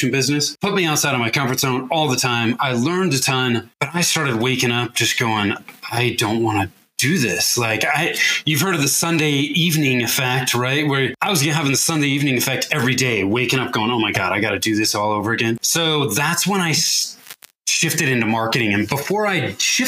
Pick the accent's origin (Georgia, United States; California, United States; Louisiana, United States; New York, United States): California, United States; Northern; also born or lived in Denver metro area, Colorado; now in Denver, United States; I grew up in Northern California, but I now live in the Denver metro area in Colorado